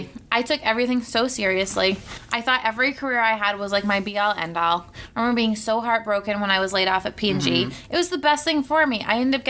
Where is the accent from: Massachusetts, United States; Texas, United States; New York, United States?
Massachusetts, United States; Cape Cod; I grew up on Cape Cod